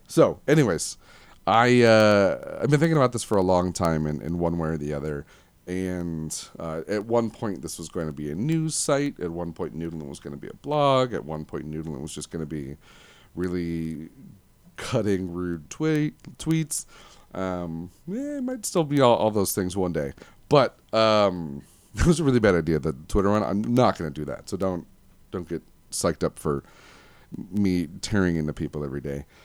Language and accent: English; Livonia, Michigan, United States; I was born at four fifty P M in Livonia, Michigan, July sixteenth, nineteen eighty-eight